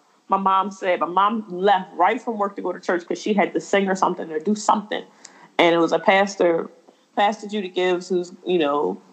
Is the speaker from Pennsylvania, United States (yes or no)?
yes; Philadelphia, Pennsylvania, United States; I grew up in West Philly